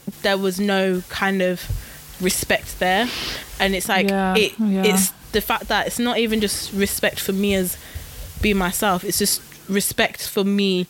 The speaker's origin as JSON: {"language": "English", "region": "Midlands", "country": "United Kingdom", "said": "I'm from the Midlands, guys. Like, we don't pronounce T's, we don't pronounce G's"}